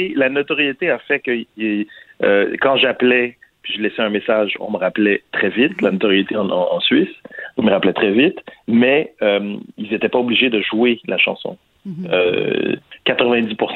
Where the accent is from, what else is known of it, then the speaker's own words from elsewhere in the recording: Quebec, Canada; chez ici au Québec